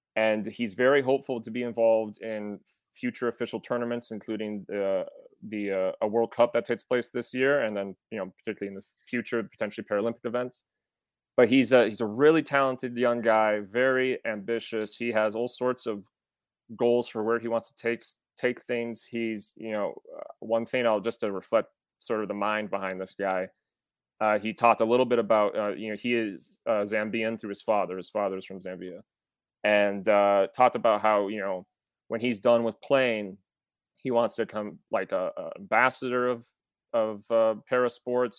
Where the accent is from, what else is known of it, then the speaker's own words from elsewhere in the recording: Wisconsin, United States; I'm from Wisconsin, which, as some may know, is a land that lights fireworks more than Minnesota